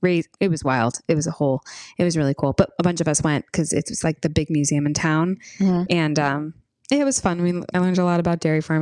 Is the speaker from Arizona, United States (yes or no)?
no; New York, United States; we're from New York.